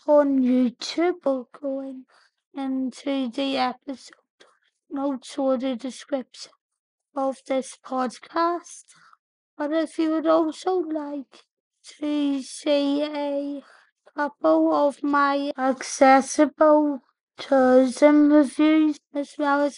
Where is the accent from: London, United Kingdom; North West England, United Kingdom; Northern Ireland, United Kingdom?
Northern Ireland, United Kingdom; accent: Northern Ireland; my Northern Ireland accent